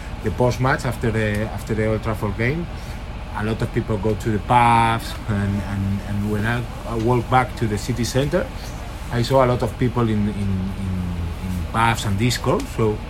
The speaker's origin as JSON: {"language": "English", "town": "Madrid", "region": "Community of Madrid", "country": "Spain", "second_language": "English", "lives_now": "Barcelona, Spain", "said": "I'm from Madrid, but I live in Barcelona."}